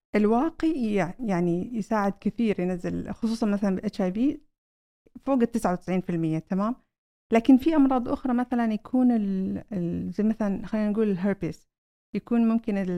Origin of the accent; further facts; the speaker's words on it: Saudi Arabia; عندنا في السعودية